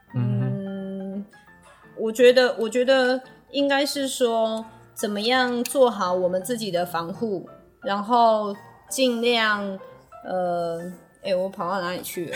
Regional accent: Taiwan; 我们台湾人很努力地，很有，呃，应该是说很团结地把我们的台湾保护得很好

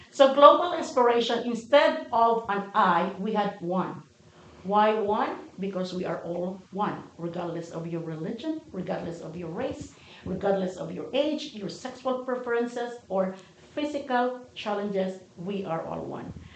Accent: Philippines; moved away as an adult; now in United States; I moved from the Philippines to America

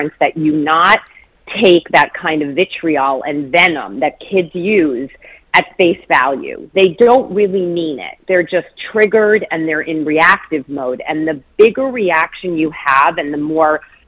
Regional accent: northern New Jersey, United States; also born or lived in Detroit, Michigan / Ann Arbor, Michigan; now in Washington, D.C., United States; I'm originally from northern New Jersey, right across the river from New York City, and now I'm in Washington, D.C.

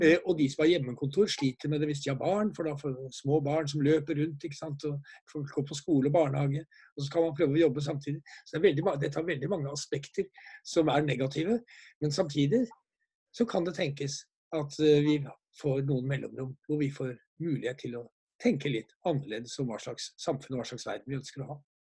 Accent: Norway

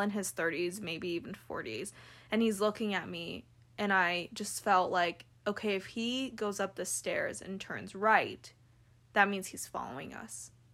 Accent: California, United States; now in Salt Lake City, United States; I'm from California

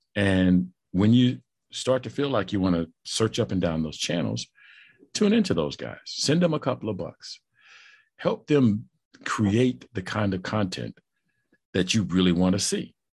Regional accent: St. Louis, Missouri, United States; also born or lived in Kansas City; I'm, I'm from Saint Louis.

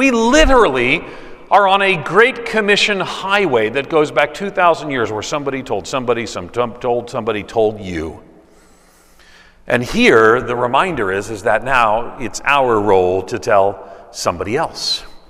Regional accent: New York, United States; And I said, well, I'm from New York.

